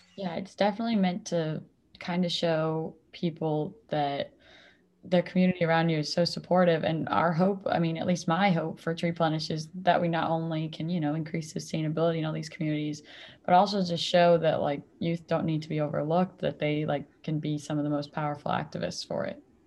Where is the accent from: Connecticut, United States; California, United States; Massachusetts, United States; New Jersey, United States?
Massachusetts, United States; Mansfield; I am originally from Mansfield, Massachusetts, actually, where Tree Plenish was started